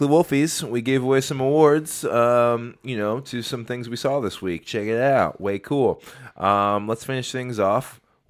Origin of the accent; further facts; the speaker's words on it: Minnesota, United States; we're from Minnesota.